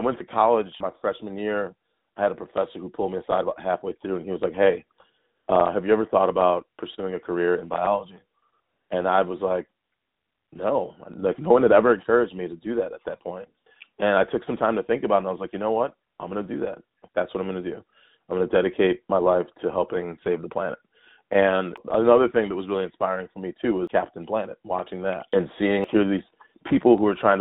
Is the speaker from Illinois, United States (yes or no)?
yes; Chicago, Illinois, United States; now in Santa Cruz, United States; I grew up in Chicago